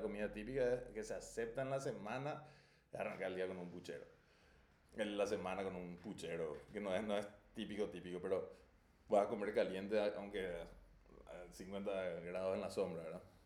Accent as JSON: {"language": "Spanish", "country": "Paraguay"}